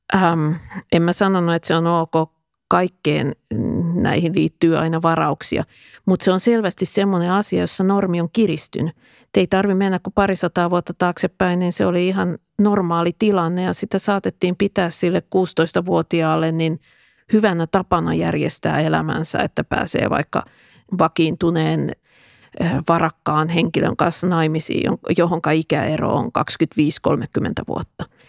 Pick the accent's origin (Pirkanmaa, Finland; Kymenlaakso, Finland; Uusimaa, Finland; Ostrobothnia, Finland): Pirkanmaa, Finland; Tampere; mä asuin lapsuuteni Pispalassa